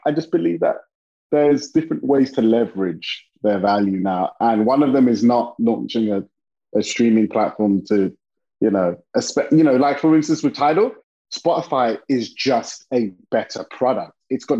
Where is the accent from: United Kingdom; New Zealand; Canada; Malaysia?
United Kingdom; London; now in California, United States; I'm from London, England, originally.